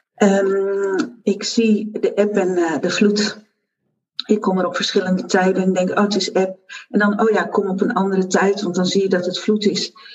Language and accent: Dutch; Zeeland, Netherlands; moved away; also born or lived in Brabant / Goes; Ik ben Zeeuwse, dat weet je. En ik ben terug naar mijn geboortegrond